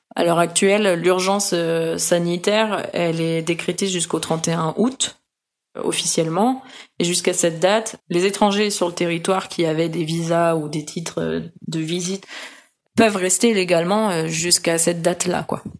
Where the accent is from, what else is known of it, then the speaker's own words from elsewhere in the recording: Brittany, France; also born or lived in Lyon; now in Medellín, Colombia; je suis bretonne